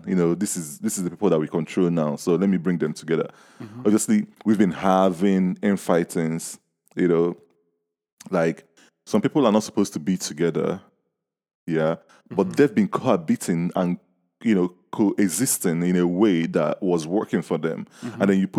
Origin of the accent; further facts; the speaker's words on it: Nigeria; now in United Kingdom; I grew up in Nigeria.